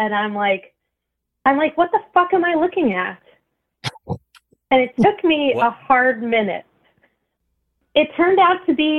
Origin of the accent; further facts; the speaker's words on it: Florida, United States; I'm from Florida.